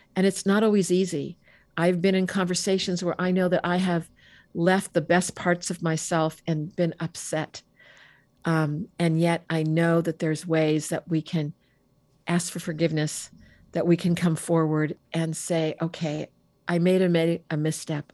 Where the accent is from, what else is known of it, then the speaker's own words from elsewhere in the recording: Bay Area, California, United States; I grew up in the Bay Area